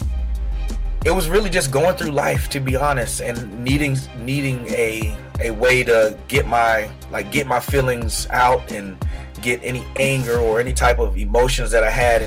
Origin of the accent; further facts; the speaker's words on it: Washington, District of Columbia, United States; also born or lived in East Coast; now in Charleston, United States; I've been here in Charleston, South Carolina for about 2 years, but I was born in Washington, D.C.